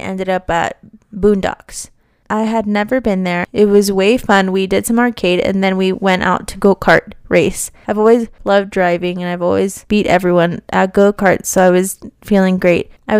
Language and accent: English; Las Vegas, Nevada, United States; I'm from Vegas. It's bloody hot out there.